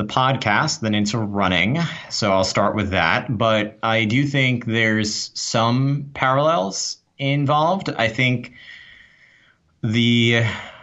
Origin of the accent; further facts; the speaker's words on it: New York, United States; I'm from New York, but wow, did I talk fast